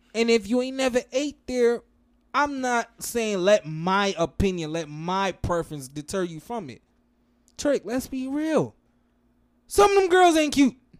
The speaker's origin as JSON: {"language": "English", "region": "New Jersey", "country": "United States", "moved": "yes", "lives_now": "Broward, United States", "said": "I'm from Jersey"}